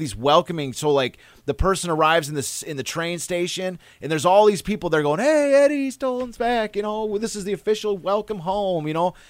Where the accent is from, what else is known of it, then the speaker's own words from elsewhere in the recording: Kalamazoo, Michigan, United States; now in Detroit, United States; I'm from Kalamazoo